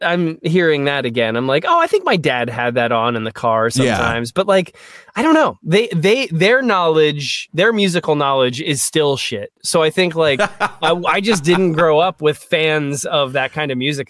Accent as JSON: {"language": "English", "town": "Rockville", "region": "Maryland", "country": "United States", "tie": "born or raised there", "said": "I grew up in Rockville, Maryland. So like right outside of DC."}